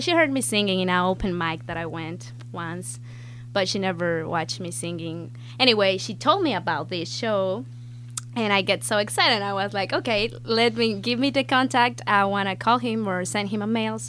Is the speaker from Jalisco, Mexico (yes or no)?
no; Mexico City, Mexico; English is a second language; moved away as an adult; now in United States; I am from Mexico City. I came here 5 months ago.